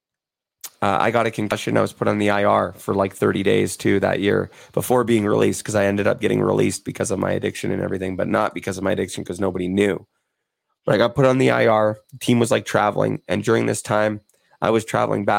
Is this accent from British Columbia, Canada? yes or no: yes; Vancouver, British Columbia, Canada; I'm from Vancouver